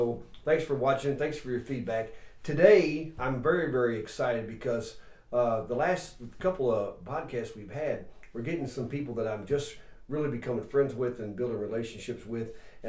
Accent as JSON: {"language": "English", "region": "Ohio", "country": "United States", "also_born_or_lived": "Kentucky", "moved": "yes", "lives_now": "northern Michigan, United States", "said": "I've only been here going on 8 years. I'm from Ohio originally and did time in Kentucky as well, or did time. I pastored in Kentucky"}